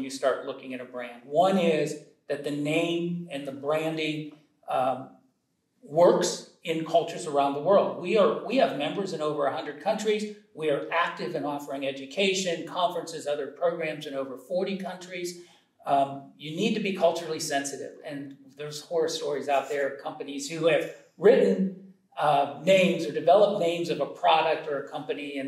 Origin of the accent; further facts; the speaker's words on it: Youngstown, Ohio, United States; I grew up in Northeast Ohio, just outside of Youngstown, Ohio